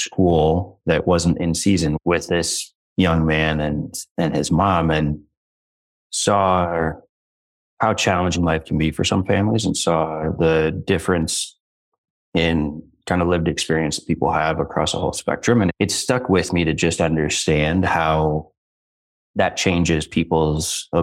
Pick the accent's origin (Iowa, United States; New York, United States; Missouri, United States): Iowa, United States; Bettendorf; I grew up in Bettendorf, Iowa, in the Quad Cities right on the Mississippi River